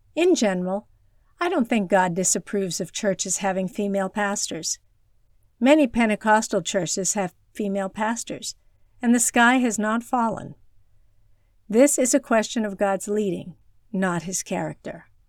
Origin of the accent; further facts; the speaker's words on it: China; moved away; my hometown in rural China